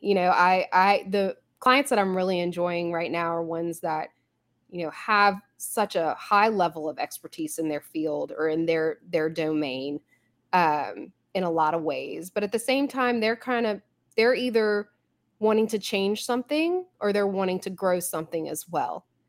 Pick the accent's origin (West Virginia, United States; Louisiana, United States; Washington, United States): Louisiana, United States; Baton Rouge; I am in Baton Rouge, Louisiana. This is actually my hometown